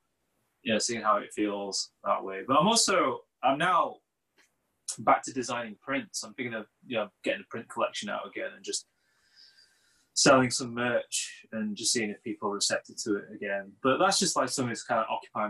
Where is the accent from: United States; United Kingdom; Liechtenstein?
United Kingdom; Sheffield, Yorkshire and the Humber; moved away as an adult; Sheffield because it's my hometown